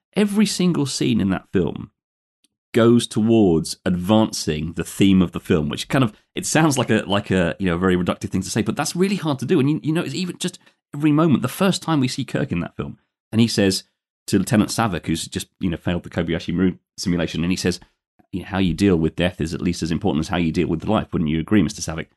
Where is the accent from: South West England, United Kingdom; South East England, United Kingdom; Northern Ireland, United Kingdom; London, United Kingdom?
London, United Kingdom; born and, born and raised in London, but I'm just recording from outside there today, about a hundred miles west of there in the, uh, historic Roman spa town of Bath.